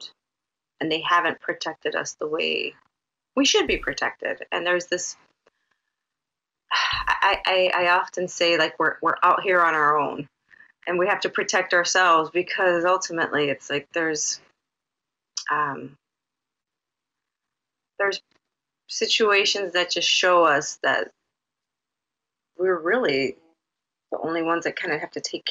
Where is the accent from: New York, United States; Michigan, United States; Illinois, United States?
Illinois, United States; Chicago; also born or lived in Puerto Rico; I grew up here. I'm from Chicago